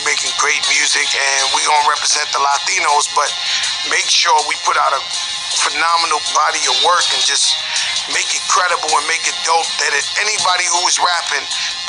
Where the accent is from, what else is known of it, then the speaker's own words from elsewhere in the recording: New York City, New York, United States; I grew up in the Bronx